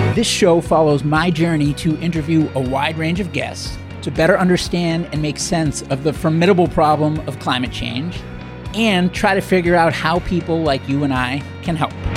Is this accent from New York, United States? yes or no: no; Boston, Massachusetts, United States; I'm a Bostonian